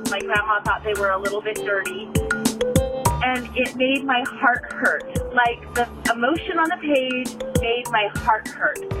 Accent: Carson City, Nevada, United States; I'm from Carson City, Nevada.

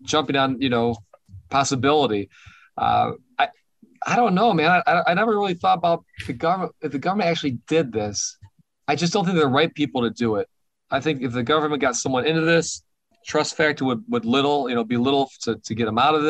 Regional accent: Detroit, Michigan, United States; I grew up in Detroit. I'm a minority in Detroit.

